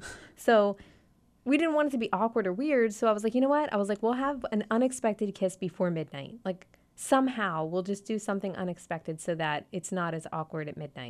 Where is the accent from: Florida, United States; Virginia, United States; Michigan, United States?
Florida, United States; Davie; moved away; I'm from Davie. Represent the 305-954.